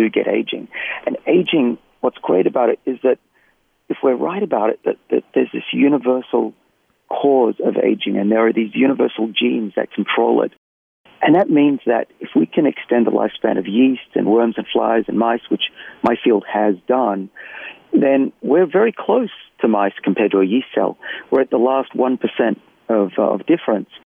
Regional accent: Australia; accent: Australian; moved away as an adult; also born or lived in Boston; my accent's Australian

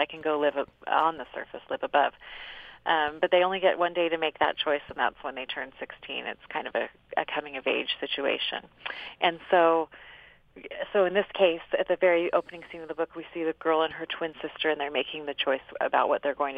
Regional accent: Cedar City, Utah, United States; I'm from Cedar City

